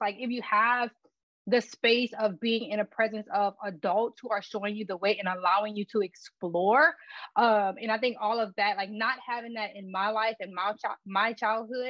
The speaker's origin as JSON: {"language": "English", "region": "Louisiana", "country": "United States", "tie": "born or raised there", "moved": "yes", "said": "I'm from a very, very small town. Our village, the name of it is Lauraville, in Louisiana."}